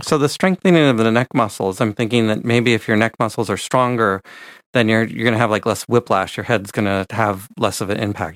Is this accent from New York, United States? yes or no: no; San Francisco Bay Area, California, United States; I grew up in the San Francisco Bay Area